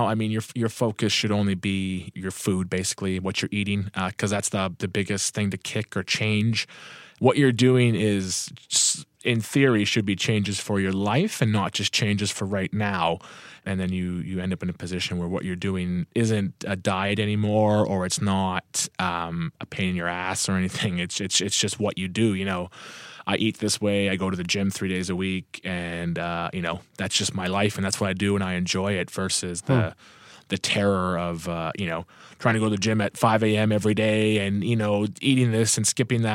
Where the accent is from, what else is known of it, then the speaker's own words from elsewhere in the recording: Thunder Bay, Ontario, Canada; I'm from Thunder Bay, Ontario, Canada